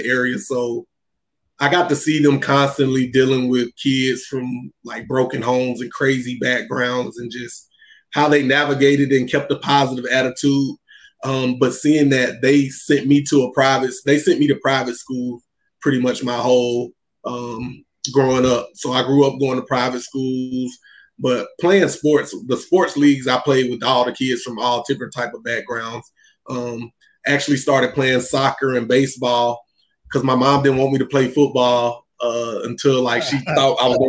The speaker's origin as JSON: {"language": "English", "town": "Chattanooga", "region": "Tennessee", "country": "United States", "tie": "born or raised there", "said": "I was born and raised in Chattanooga, Tennessee"}